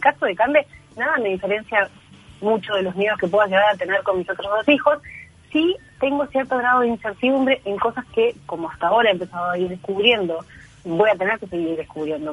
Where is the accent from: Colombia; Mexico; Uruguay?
Uruguay; moved away; also born or lived in Chile; yo soy uruguaya, nací